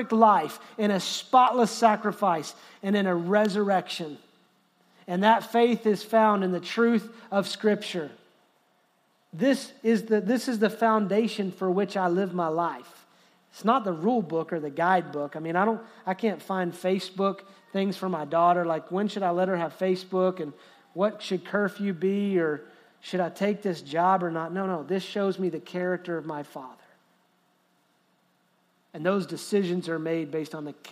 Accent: Texas, United States; I love being an American. I love being a Texan.

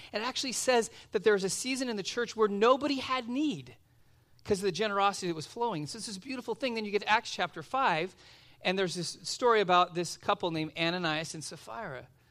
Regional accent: Los Angeles, California, United States; now in Simi Valley, United States; I grew up out in Van Nuys

